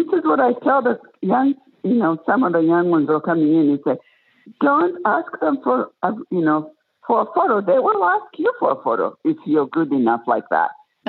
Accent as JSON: {"language": "English", "country": "Tanzania", "tie": "born there", "said": "And so I told him I was born in Tanzania."}